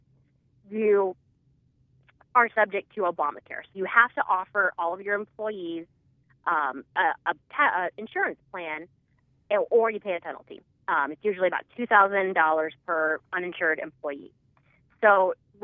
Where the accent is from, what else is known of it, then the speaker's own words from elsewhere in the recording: Omaha, Nebraska, United States; moved away as an adult; also born or lived in Washington, D.C.; I am originally from Nebraska. I'm a native Nebraskan from Omaha